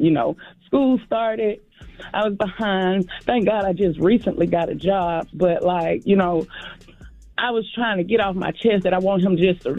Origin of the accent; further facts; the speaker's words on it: Augusta, Georgia, United States; I'm from Augusta.